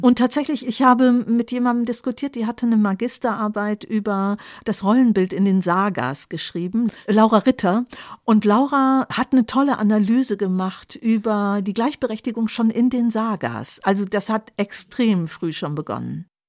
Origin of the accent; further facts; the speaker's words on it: Germany; also born or lived in Cologne; als Deutsche